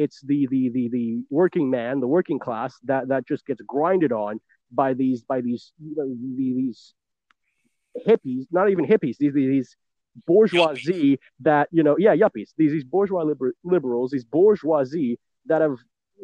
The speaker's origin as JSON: {"language": "English", "town": "New York City", "region": "New York", "country": "United States", "tie": "born or raised there", "said": "born and raised in New York City"}